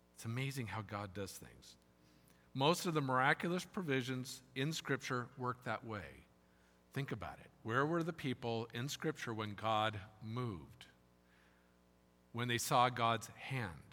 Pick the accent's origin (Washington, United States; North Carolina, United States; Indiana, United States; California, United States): California, United States; moved away; also born or lived in South Carolina; I'm from California